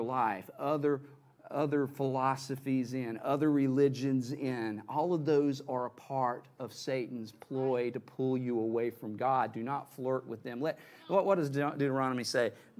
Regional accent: the Bible Belt, United States; moved away; when I grew up in the Bible Belt

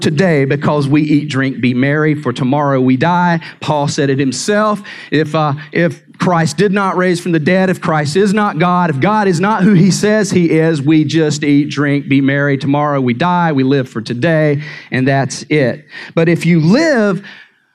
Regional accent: North Carolina, United States; moved away; I'm from North Carolina

